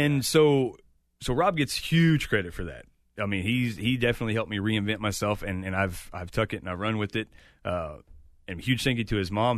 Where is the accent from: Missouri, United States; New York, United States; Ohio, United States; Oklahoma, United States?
Missouri, United States; Chillicothe; it's my hometown.